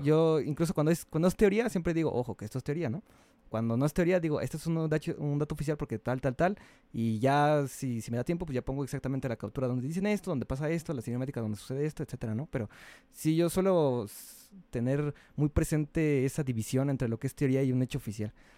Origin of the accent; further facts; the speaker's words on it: Mexico; soy mexicano